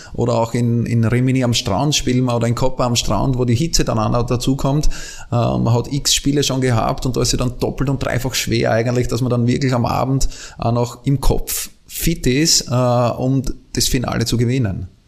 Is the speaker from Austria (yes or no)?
yes; Austria; ich bin Österreicher